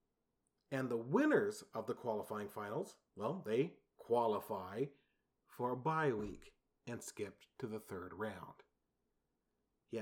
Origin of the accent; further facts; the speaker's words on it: San Antonio, Texas, United States; the San Antonio Spurs, my hometown team